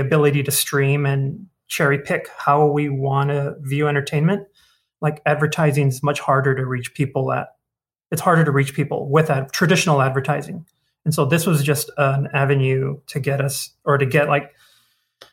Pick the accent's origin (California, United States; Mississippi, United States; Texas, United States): California, United States; Baldwin Park; I grew up in Baldwin Park.